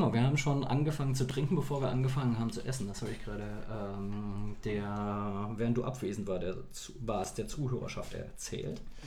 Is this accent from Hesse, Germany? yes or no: no; Saarland, Germany; Wir Saarländer